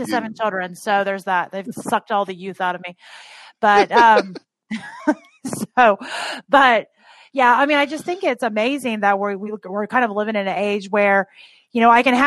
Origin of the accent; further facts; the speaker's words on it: Tennessee, United States; moved away as an adult; now in Ohio, United States; I grew up in Tennessee-ish, but just from 7 until when I graduated. And I live in Ohio now.